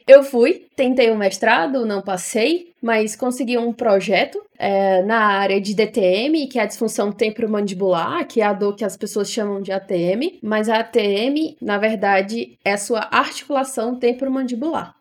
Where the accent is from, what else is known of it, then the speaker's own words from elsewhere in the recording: Fortaleza, Ceará, Brazil; moved away as an adult; now in São Paulo, Brazil; sou de Fortaleza, Ceará, e sou emancebada